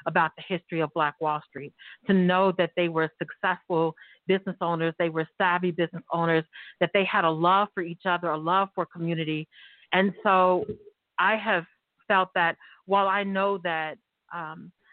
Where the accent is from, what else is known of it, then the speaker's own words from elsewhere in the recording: Tulsa, Oklahoma, United States; born and raised in North Tulsa